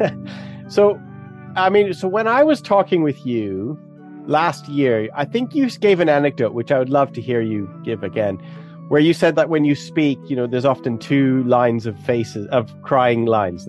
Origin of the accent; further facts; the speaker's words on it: Alberta, Canada; now in England; I'm originally Canadian. I live down in England now, but I grew up in Alberta.